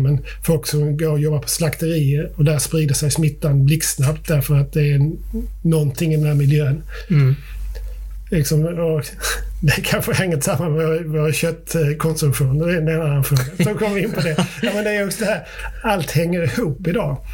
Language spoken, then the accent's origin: Swedish; Sweden; vi är också vita svenskar